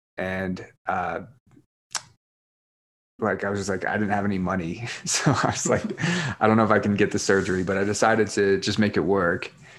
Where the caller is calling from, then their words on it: Park City, Utah, United States; Park City.